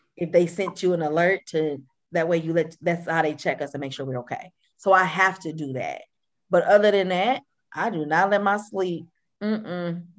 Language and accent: English; Flint, Michigan, United States; moved away; I'm from Flint, Michigan.